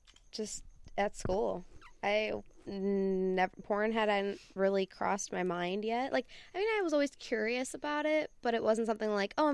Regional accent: Sacramento, California, United States; now in Arizona, United States; I'm actually not from Arizona. I'm from Sacramento. I'm just there for the time being.

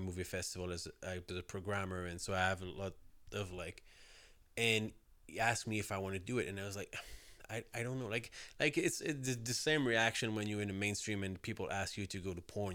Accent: south shore of Montreal, Quebec, Canada; I grew up outside Montreal, like, uh, s, uh, on the so, south shore of Montreal.

